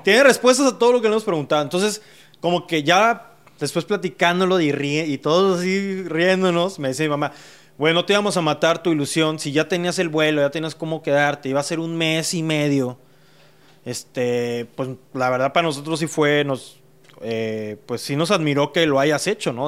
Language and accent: Spanish; Mexico City, Mexico; now in Monterrey, Mexico; Y yo nací en la Ciudad de México